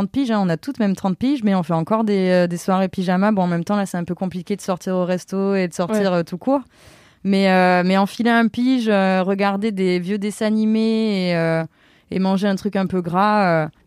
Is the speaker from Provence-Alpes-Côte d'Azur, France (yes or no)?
yes; Avignon, Provence-Alpes-Côte d'Azur, France; moved away; je suis complètement d'Avignon.